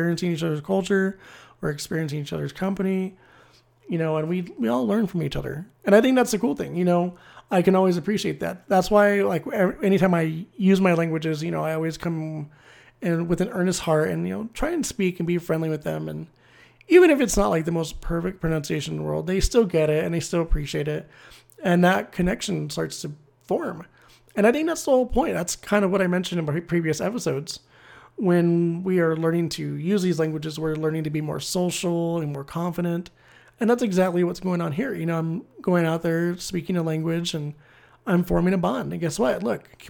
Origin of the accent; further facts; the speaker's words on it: United States; I'm American and can speak like four or five languages